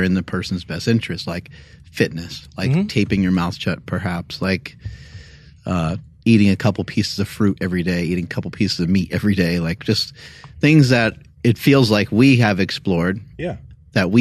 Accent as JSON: {"language": "English", "country": "United States", "said": "I'm American"}